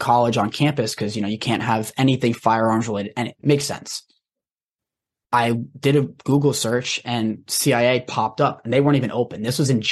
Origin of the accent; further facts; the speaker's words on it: Rhode Island, United States; I grew up in Rhode Island